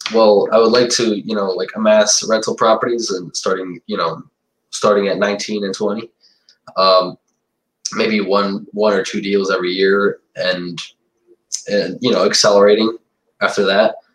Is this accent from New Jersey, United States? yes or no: no; New York City / Suffolk County, United States; I was born in New York City, and and my parents uh, actually came here as immigrants and I, at 10 years old, I got moved. I moved to Suffolk County